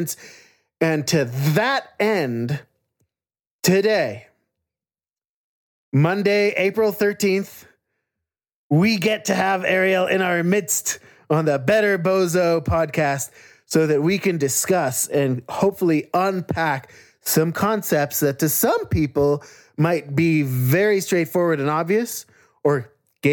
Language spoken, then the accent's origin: English; Jerusalem, Jerusalem District, Israel; also born or lived in Arapaho, Ute, and Cheyenne lands (Colorado, US); now in United States; I grew up in Jerusalem, the birthplace of the patriarchy